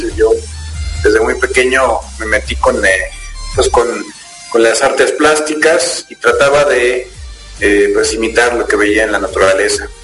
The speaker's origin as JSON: {"language": "Spanish", "region": "Querétaro", "country": "Mexico", "tie": "born or raised there", "said": "soy efectivamente mexicano, nacido en, la ciudad de Querétaro"}